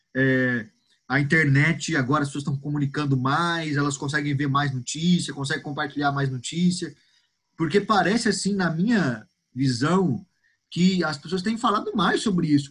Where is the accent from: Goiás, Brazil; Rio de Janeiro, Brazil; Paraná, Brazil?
Goiás, Brazil; Goiânia; eu sou daqui de Goiânia, sou goianiense